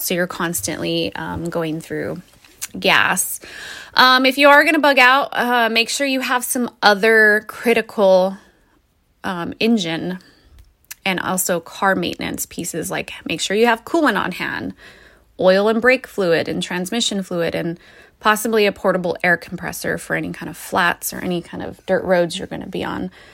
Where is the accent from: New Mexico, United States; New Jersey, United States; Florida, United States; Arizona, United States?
New Mexico, United States; now in Oregon, United States; I'm originally from New Mexico, so that is a place where water is very critical